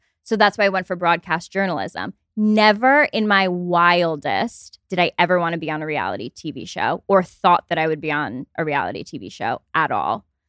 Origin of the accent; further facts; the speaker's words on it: Albany, New York, United States; I grew up in upstate New York in Albany.